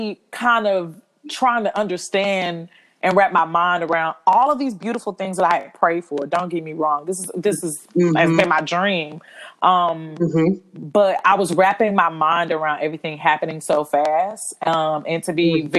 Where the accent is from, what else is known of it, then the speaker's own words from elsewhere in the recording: Houston, Texas, United States; moved away as an adult; also born or lived in New York City; now in Atlanta, United States; I'm originally from Houston, Texas, but I now live in Atlanta, Georgia.